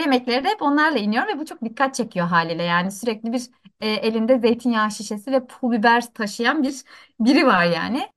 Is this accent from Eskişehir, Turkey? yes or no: no; Antakya, Hatay, Turkey; now in Istanbul, Turkey; E, ve ben orada doğdum büyüdüm.